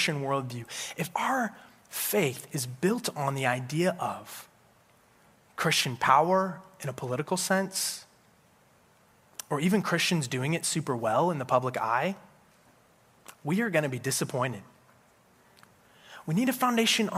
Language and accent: English; Colorado Springs, Colorado, United States; I grew up in Colorado Springs, Colorado